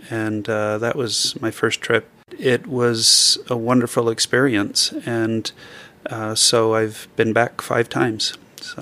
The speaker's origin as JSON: {"language": "English", "town": "Orem", "region": "Utah", "country": "United States", "tie": "born or raised there", "said": "I grew up in Orem, and, uh, mostly have had Utah roots"}